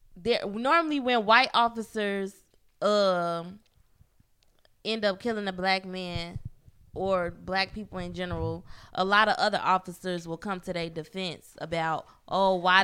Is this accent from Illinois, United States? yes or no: yes; Chicago, Illinois, United States; Chicago, which everybody know that's the hometown, my hometown